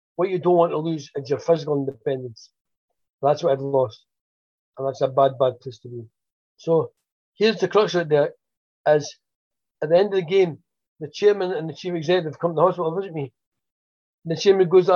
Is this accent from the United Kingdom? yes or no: yes; Dundee, Scotland, United Kingdom; my hometown, Dundee